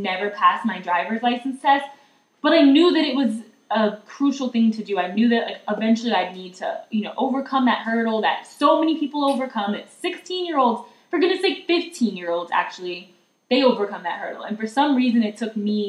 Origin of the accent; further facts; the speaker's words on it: South Carolina, United States; now in Colorado, United States; I'm from South Carolina